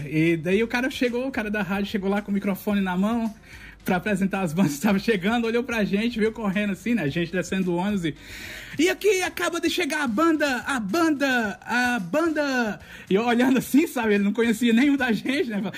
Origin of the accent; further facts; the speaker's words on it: Campina Grande, Paraíba, Brazil; É, a gente tinha uma orquestra na minha cidade, eu sou de Campina Grande, que se chamava Orquestra Civuca.